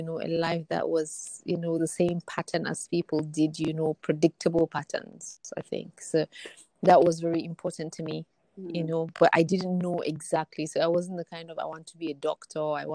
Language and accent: English; Kaduna, Kaduna State, Nigeria; I grew up in Kaduna. I was born and I've lived in Kaduna, or have lived there for the past 40 odd years.